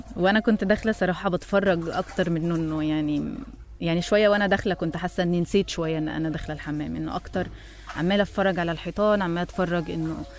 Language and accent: Arabic; Egypt; انا مصريه